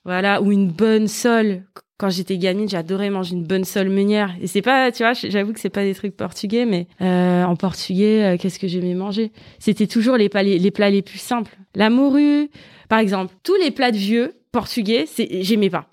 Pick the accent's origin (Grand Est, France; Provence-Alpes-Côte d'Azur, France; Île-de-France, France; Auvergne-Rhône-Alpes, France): Île-de-France, France; Val-de-Marne, Paris suburbs; j'ai grandi, bah, je suis née dans le 94. j'ai grandi. Euh, je suis toujours restée dans le même coin en fait, euh, banlieue, euh, proche Paris